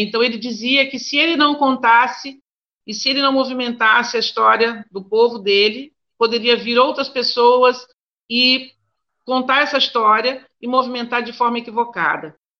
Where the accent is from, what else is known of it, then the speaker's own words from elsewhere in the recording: Campo Grande, Mato Grosso do Sul, Brazil; now in Santa Catarina, Brazil; Sou é, nascida em Campo Grande, né? Faço questão de dizer que aí é minha terra. É, vivi por um bom tempo em Campo Grande